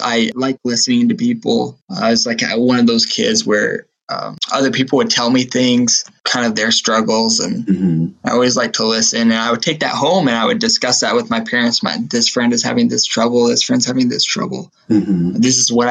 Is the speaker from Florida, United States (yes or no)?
no; Massachusetts, United States; I grew up in Massachusetts.